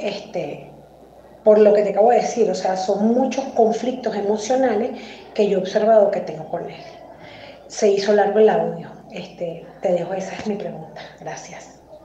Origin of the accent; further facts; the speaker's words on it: Venezuela; now in Mexico; soy venezolana migrante en México